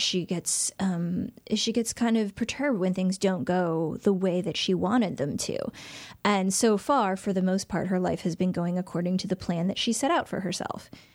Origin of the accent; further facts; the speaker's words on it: Shaker Heights, Ohio, United States; moved away as an adult; Shaker Heights, which is my hometown. Um, it's where I lived from about age ten until I went away to college.